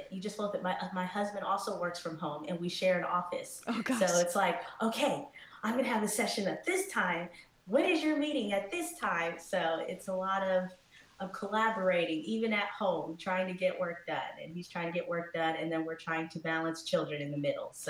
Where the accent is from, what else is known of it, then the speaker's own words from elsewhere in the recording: New Jersey, United States; also born or lived in Haiti; was adopted from Haiti when I was two years old with my twin brother. Um, and I grew up in New Jersey with uh, two great, amazing parents and my twin and my little brother